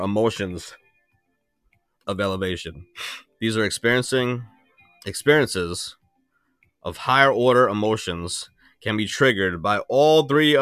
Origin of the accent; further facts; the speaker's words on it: New York, United States; I'm from New York.